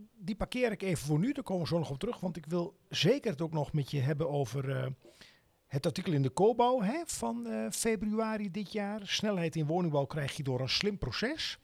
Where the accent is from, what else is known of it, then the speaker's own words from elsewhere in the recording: Netherlands; als, als Nederlanders